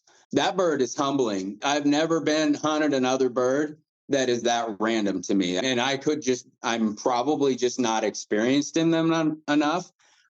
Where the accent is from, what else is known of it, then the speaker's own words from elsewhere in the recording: Midwest, United States; And I'm, like I said, this is probably just me because I'm from the Midwest.